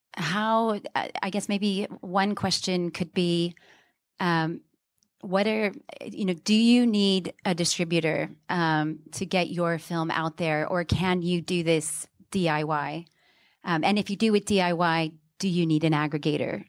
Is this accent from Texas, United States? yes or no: yes; Houston, Texas, United States; now in London, United Kingdom; I'm from Houston, but I've lived in London a long time